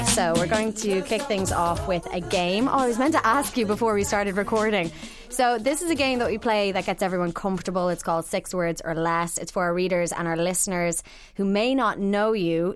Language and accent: English; Ireland; growing up in Ireland